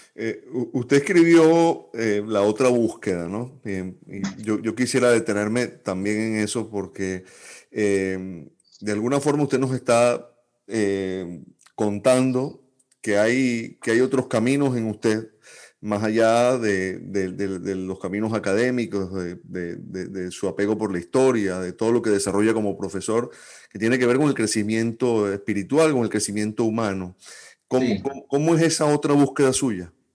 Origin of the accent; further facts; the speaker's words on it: Venezuela; como venezolanos